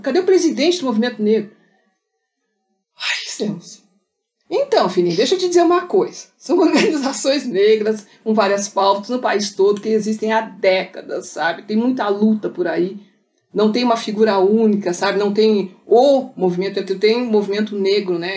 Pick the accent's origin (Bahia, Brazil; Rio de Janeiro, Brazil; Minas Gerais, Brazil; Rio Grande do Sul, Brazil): Rio Grande do Sul, Brazil; Pelotas; Eu nasci em Pelotas, a terra das charqueadas